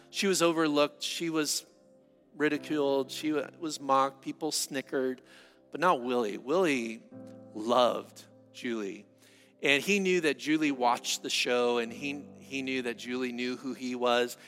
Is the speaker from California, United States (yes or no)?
yes; San Diego, California, United States; I'm from San Diego